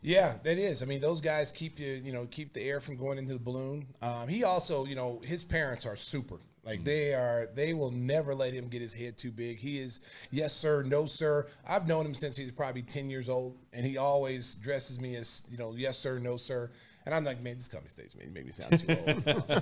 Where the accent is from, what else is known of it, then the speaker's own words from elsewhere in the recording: Oklahoma, United States; now in Chicago, United States; my hometown Oklahoma or my state Oklahoma